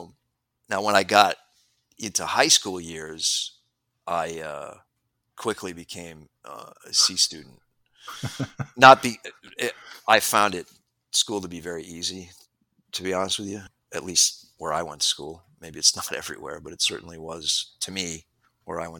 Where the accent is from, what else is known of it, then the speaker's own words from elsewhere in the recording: New England, United States; Deep in the woods. I'm from New England. I grew up in a very rural town.